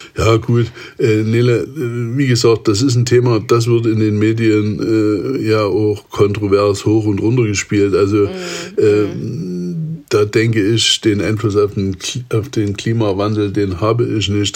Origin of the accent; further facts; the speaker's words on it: Saxony, Germany; komme ich ja ursprünglich aus Sachsen